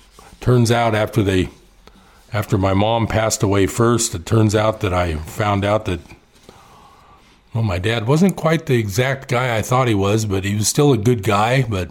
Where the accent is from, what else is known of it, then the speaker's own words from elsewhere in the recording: Hayward, California, United States; also born or lived in El Cerrito, California; now in Chico, United States; I grew up in the East Bay. There was some seasons. It was rainy and cold and foggy in the, well, not that foggy. I lived in the Hayward area.